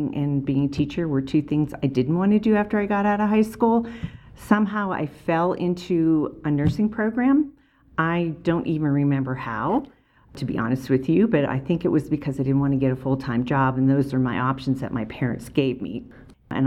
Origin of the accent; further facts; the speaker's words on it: Erie, Pennsylvania, United States; moved away as an adult; now in Summit County, Utah, United States; I grew up in Erie, Pennsylvania, moved out here when I was 31, and I'm still here